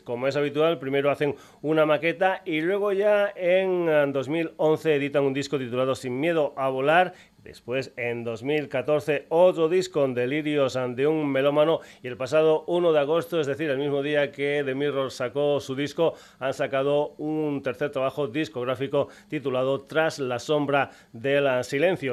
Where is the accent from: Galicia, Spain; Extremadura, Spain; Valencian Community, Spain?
Extremadura, Spain; mi tierra, de Extremadura